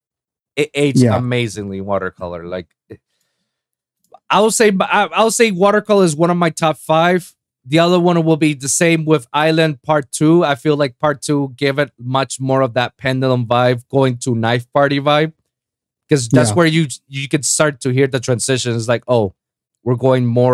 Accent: Puerto Rico; moved away; back in my hometown in Puerto Rico, in the island.

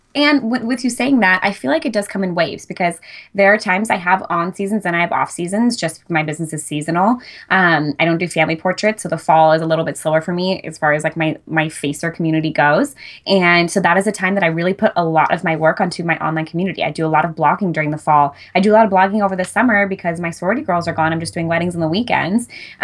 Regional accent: Fresno, California, United States; now in San Luis Obispo, United States; But I moved to San Luis Obispo from the Fresno area. And a lot of my initial clientele was people that I knew from home, because that was like where my roots were the deepest at the time.

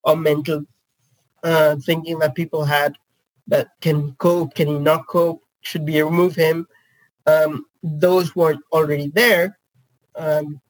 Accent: India; also born or lived in Netherlands; now in United Kingdom; I was born and brought up in India and then moved to the Netherlands and now the UK

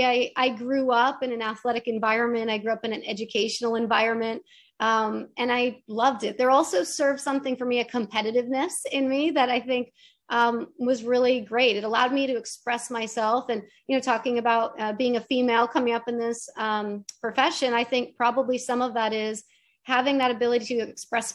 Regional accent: New Hampshire, United States; moved away; where I grew up in New Hampshire

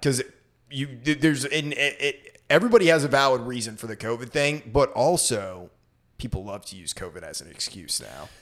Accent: Maine, United States; I grew up in Maine, so it was a snowy hellhole of a place

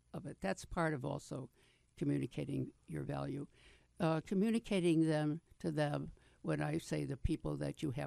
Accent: New York, United States; I'm from New York, so we say shrink up north

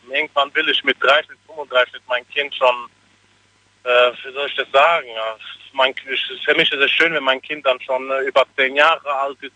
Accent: Speyer, Rhineland-Palatinate, Germany

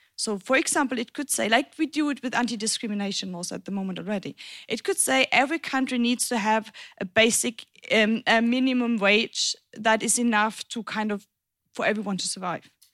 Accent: German-French border region, Germany; now in Berlin, Germany; I grew up in the German French border region.

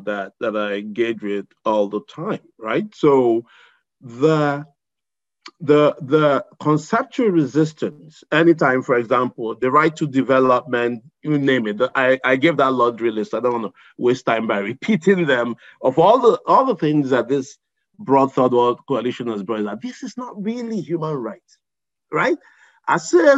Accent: Igbo Nigerian, Igboland, Nigeria; who's Igbo Nigerian like me

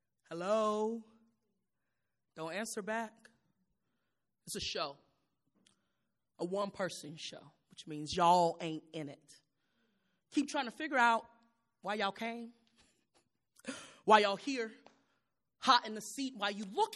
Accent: Chicago, Illinois, United States; I'm from Chicago

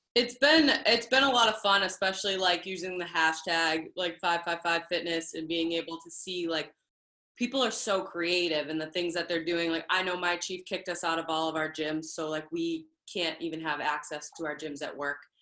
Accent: Boston, Massachusetts, United States; I am from Boston

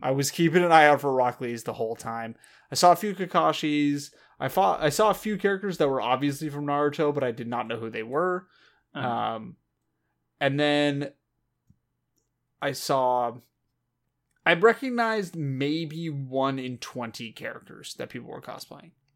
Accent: Southern California, United States; We grew up in Southern California

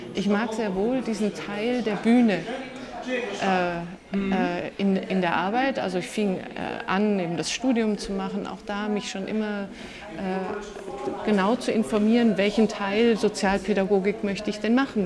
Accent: Swabia, Baden-Württemberg, Germany; ich bin im Schwabenland aufgewachsen

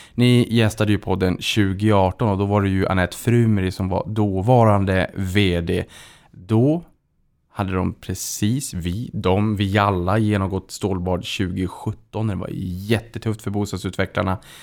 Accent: Boden, Norrbotten County, Sweden; Jag är själv från Boden

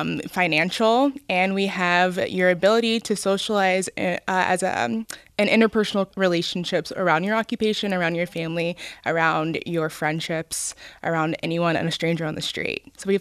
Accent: Cincinnati, Ohio, United States; I grew up on the west side, actually.

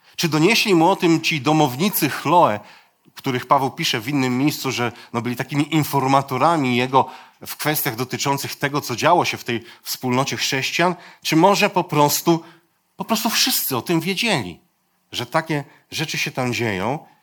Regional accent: Poland; Ja się wychowałem gdzieś tam u schyłku, u schyłku PRL-u

